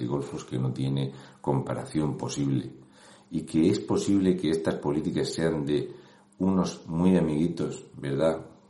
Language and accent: Spanish; Region of Murcia, Spain; un murciano